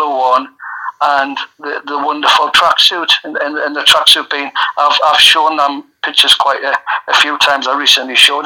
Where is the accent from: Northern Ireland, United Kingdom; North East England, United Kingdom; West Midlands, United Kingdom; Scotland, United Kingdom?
North East England, United Kingdom; Gateshead; I was born in Gateshead in 1968